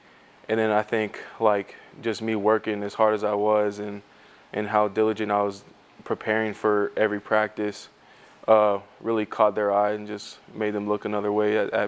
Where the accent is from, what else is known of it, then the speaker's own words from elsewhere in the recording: Hawaii, United States; moved away as an adult; also born or lived in Arizona; now in Nebraska, United States; Back home in Hawaii, we always leave our shoes outside of our house.